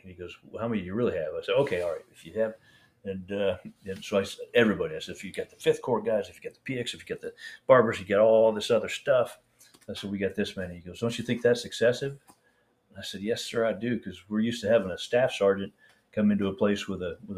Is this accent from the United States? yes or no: yes; Iowa, United States; I'm from Iowa.